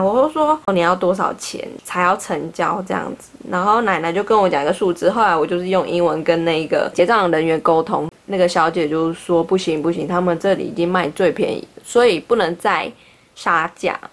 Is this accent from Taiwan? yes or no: yes; Taipei, Taiwan; 我说我是从台湾来的，然后她就说台湾的哪里，我说台北